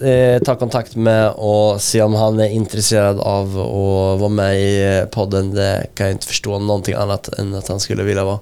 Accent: Linköping, Östergötland, Sweden; min hemstad Linköping.

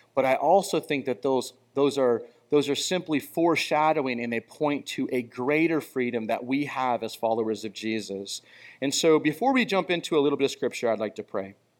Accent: United States; I'm really appreciative of being an American and being born in our country

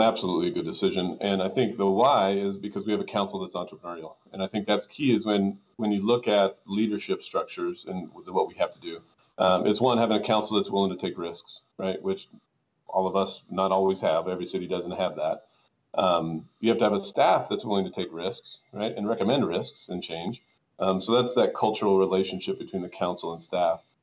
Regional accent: Tehachapi, California, United States; also born or lived in Lancaster, California; as the city manager of Tehachapi, um, oddly when I was 26 years old

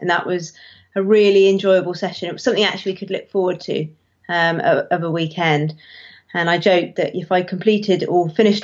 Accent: Devon, South West England, United Kingdom; moved away as an adult; also born or lived in Somerset; I grew up in Devon, Somerset and Devon, really, but mainly Devon.

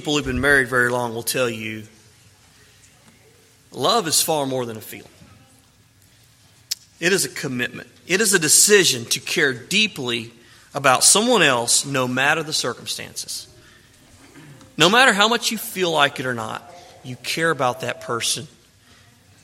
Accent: Mississippi, United States; a young man growing up in Mississippi

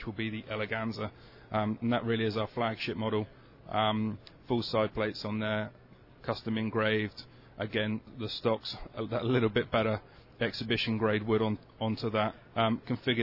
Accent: London, United Kingdom; we're from London

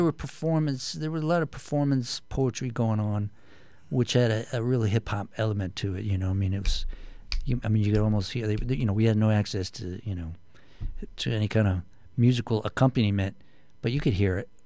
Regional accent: Canton, Ohio, United States; also born or lived in New York; now in Connecticut, United States; I'm from the Midwest, uh, Canton, Ohio, which is Northeast Ohio

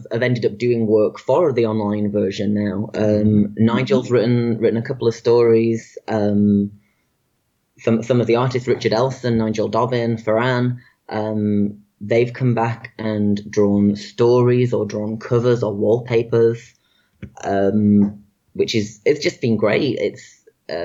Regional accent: Manchester, North West England, United Kingdom; my hometown of Manchester in the UK

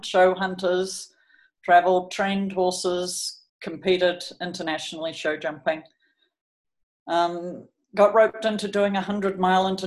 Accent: New Zealand; moved away as an adult; also born or lived in California, United States / Colorado, United States / Auckland, New Zealand; I'm from New Zealand.

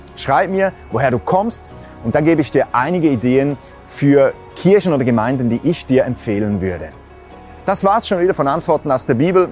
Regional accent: Switzerland; Bei uns in der Schweiz

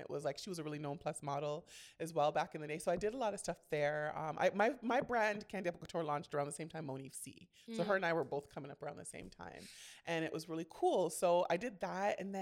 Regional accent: Ontario, Canada; in Canada, we had something called OAC. So I was the last year round of OAC

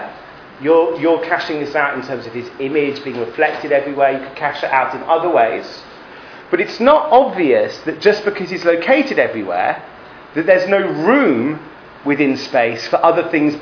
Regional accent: England, United Kingdom; moved away as an adult; now in Israel; When I grew up in England, we went to Heder

